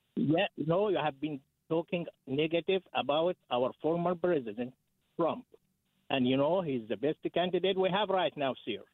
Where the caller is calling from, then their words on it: Athens, Georgia, United States; I'm calling from Athens area